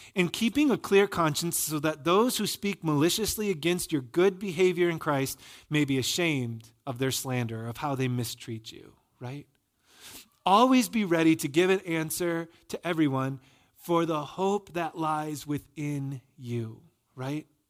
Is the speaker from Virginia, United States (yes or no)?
no; Michigan, United States; moved away; I'm from Michigan